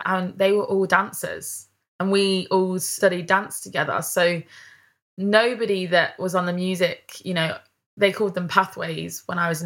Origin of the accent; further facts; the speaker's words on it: Leicester, East Midlands, United Kingdom; moved away as an adult; also born or lived in Charnwood, Leicestershire; now in London, United Kingdom; because I'm from Leicester, I say things in a different way. And the way that me and my mates talk to each other, like we all speak a little bit differently to how people talk down here in London